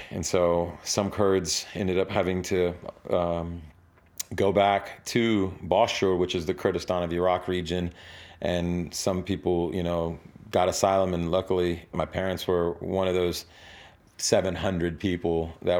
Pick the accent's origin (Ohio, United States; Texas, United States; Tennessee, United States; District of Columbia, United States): Tennessee, United States; Nashville; born or raised there